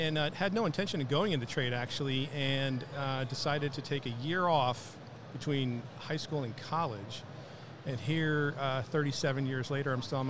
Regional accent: Milford, Connecticut, United States; Born and raised in Milford, Connecticut.

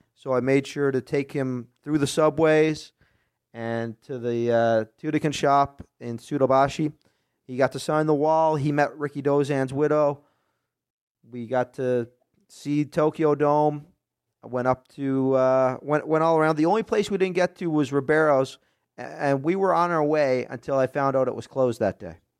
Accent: Nova Scotia, Canada; I'm on the East Coast, in Nova Scotia, so in the Maritimes, right on the Atlantic Ocean

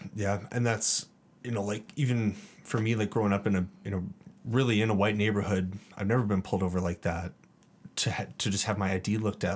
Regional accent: Calgary, Alberta, Canada; me growing up in the Northwest, like, I grew up just north of Nose Hill. and my parents still live there, and that's, that's my childhood home

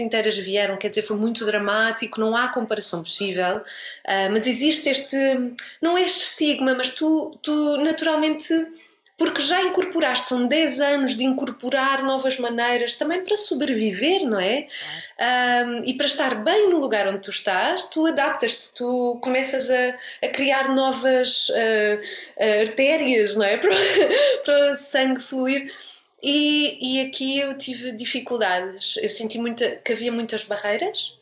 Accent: Portugal; moved away as an adult; now in Lisbon, Portugal; eu voltei para Lisboa com aquele, aquela vontade de fazer projetos, vamos fazer, vamos não sei o quê, e com esta liberdade toda, e claro, por muito que eu não quisesse, eu levei um choque cultural como portuguesa

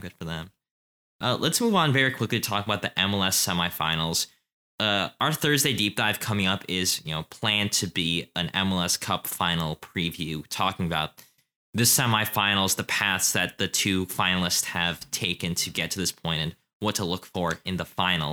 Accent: United States; as an American

